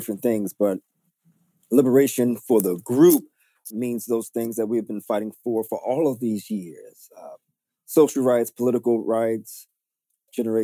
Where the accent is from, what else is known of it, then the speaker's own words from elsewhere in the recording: New York City, New York, United States; I was born and raised in New York City, and specifically Harlem